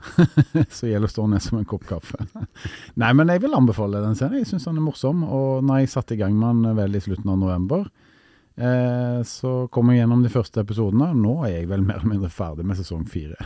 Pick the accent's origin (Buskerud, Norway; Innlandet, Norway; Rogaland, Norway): Rogaland, Norway; Stavanger; moved away; min hjemby Stavanger